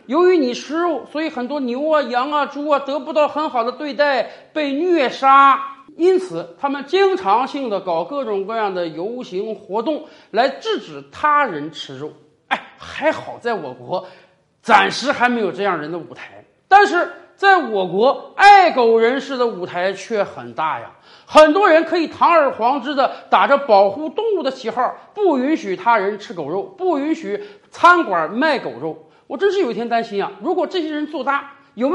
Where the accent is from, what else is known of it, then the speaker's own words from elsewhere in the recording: China; 我们中国人在古代是不吃牛肉的。